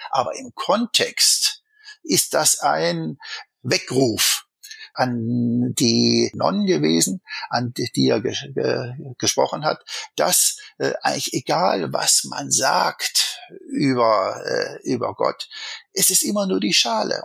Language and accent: German; Swabia, Germany; accent: Swabian; Ich bin ja ein Schwabe